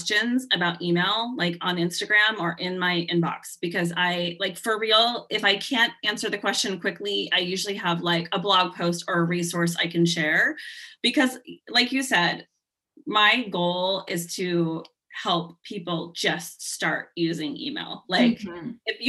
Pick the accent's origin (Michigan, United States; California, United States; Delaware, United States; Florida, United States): California, United States; now in Seattle, United States; I'm originally from California. My parents live in Southern California and I live in Seattle